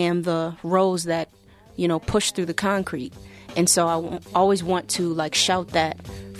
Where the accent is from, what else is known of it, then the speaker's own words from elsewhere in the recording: Buffalo, New York, United States; But that's the side that I grew up on.